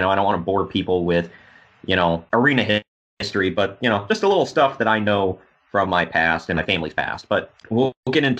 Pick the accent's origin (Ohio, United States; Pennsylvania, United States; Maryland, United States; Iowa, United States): Ohio, United States; Dayton; I'm from the Dayton area.